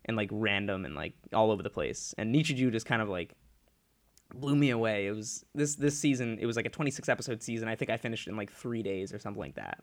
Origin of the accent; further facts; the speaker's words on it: Ledyard, Connecticut, United States; in my hometown of, uh, Ledyard, Connecticut, down that area